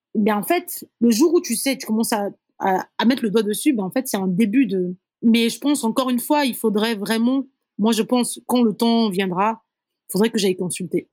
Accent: Brazzaville, Republic of the Congo; born or raised there; first language Kituba; French is a second language; moved away as an adult; also born or lived in Dolisie, Republic of the Congo; now in Ouagadougou, Burkina Faso

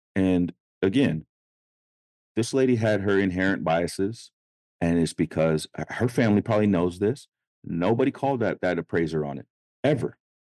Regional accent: Sacramento, California, United States; I grew up in Oak Park in Sacramento, California

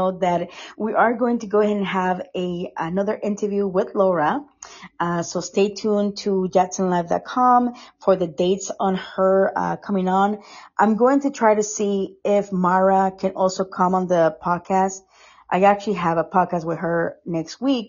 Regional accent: Costa Rica; moved away; I'm from Costa Rica

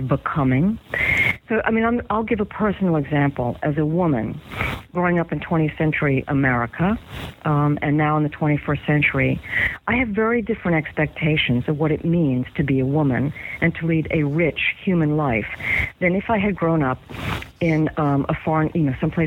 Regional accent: United States; first language English; I would be growing up in the United States, learning to speak English as my first language

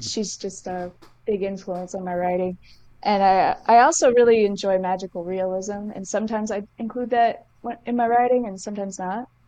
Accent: Somerset, Massachusetts, United States; where I grew up in Massachusetts

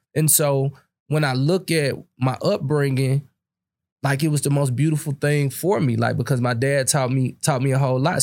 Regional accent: Berkeley, Missouri, United States; I grew up in Berkeley, Missouri, where the median income was seventeen thousand dollars

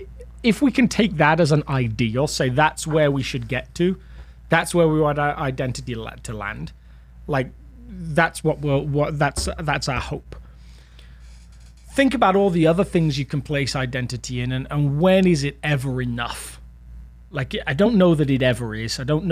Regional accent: United Kingdom; now in United States; I'm British. in case you didn't realize, in case I hadn't talked about it enough.

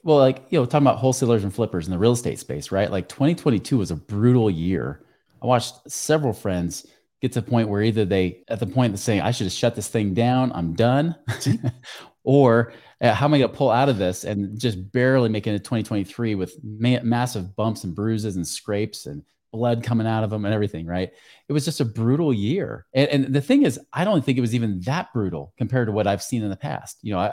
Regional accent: New York, United States; I wear suits and ties all the time because I'm from New York, right?

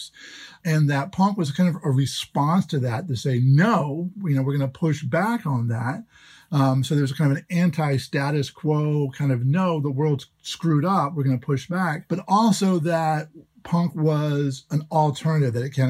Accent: Jacksonville, Florida, United States; my hometown, which was Jacksonville, Florida

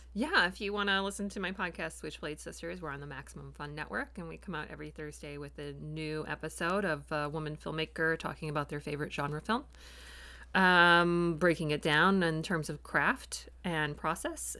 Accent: Michigan, United States; I'm a Michigander

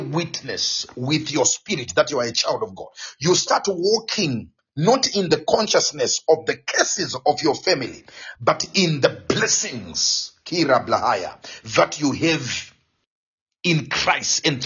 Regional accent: Zimbabwe; first language Shona; English is a second language; moved away; I get back to my home country, to Zimbabwe

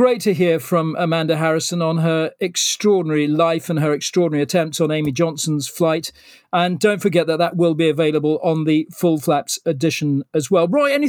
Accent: Malaysia; born there; I was born in Malaya, actually.

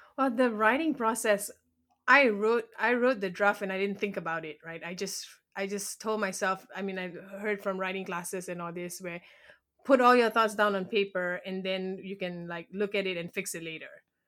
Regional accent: Malaysia; first language English; moved away as an adult; now in United States; I was born and raised in Malaysia, and I moved to America about eight years ago

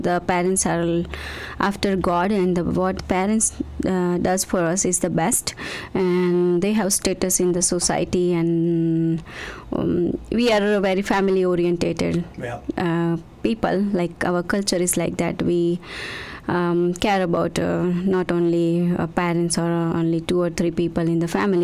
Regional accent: Gujarat, India; moved away as an adult; now in Yorkton, Canada; I born in India, in Gujarat, the place called Gujarat.

